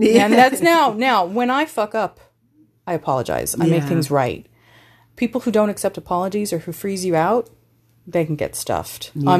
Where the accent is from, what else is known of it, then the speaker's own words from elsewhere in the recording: Texas, United States; now in Ireland; I'm not from here. I'm from Texas, but this has always been home.